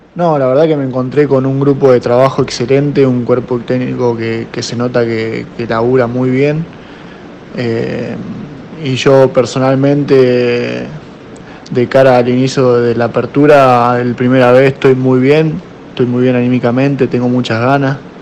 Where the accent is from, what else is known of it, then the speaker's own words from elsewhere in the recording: Lincoln, Buenos Aires Province, Argentina; moved away as an adult; also born or lived in Coronel Du Graty, Chaco; Empecé a jugar de muy chiquito, a los cuatro años, en un club de Coronel Durati Chaco, Club Atlético Marcelino Garte. Después me fui a vivir a Lincoln, provincia de Buenos Aires, jugué en Rivadavia de Lincoln hasta los 14 años